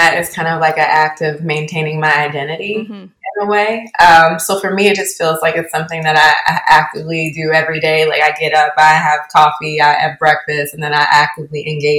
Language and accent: English; Baltimore, Maryland, United States; also born or lived in Essex, Maryland; Yeah, I grew up here in Baltimore, Maryland. And more specifically, I grew up splitting my time between the Northwood neighborhood of Baltimore City in Lock Raven, and also in the suburbs in Essex, Maryland.